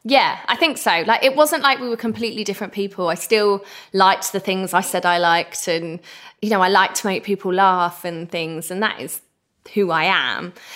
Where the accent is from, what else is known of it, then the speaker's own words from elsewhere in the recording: Essex, East of England, United Kingdom; I'm the girl from Essex